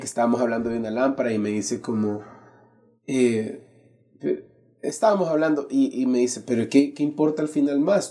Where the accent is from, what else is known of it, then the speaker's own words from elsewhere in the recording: San Salvador, El Salvador; Nací en San Salvador hace casi ya 35 años